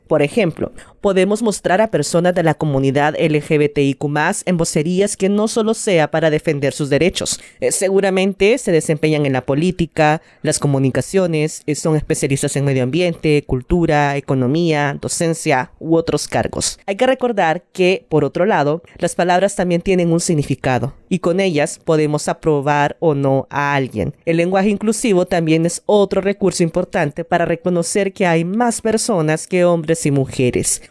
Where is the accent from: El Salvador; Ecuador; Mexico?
El Salvador; soy periodista salvadoreña